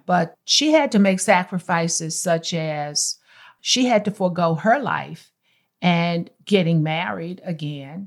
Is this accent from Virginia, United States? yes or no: yes; Martinsville, Virginia, United States; moved away as an adult; also born or lived in Greensboro, North Carolina; now in Texas, United States; I was born in Martinsville, Virginia